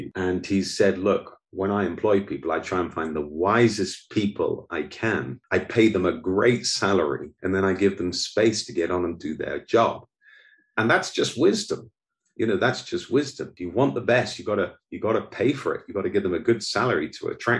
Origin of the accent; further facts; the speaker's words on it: United Kingdom; moved away as an adult; also born or lived in Oxford; now in Goiânia, Brazil; I'm British